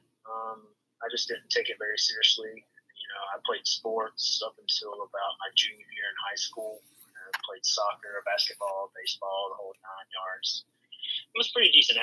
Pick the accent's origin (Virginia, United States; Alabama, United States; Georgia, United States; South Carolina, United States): South Carolina, United States; Hartsville; I grew up in Hartsville, school in Hartsville